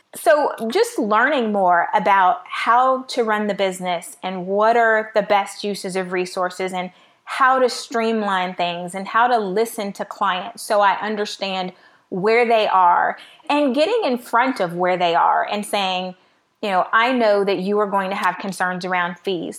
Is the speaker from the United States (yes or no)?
yes; Miami, Florida, United States; also born or lived in Midwest; now in Atlanta, United States; I was raised in Miami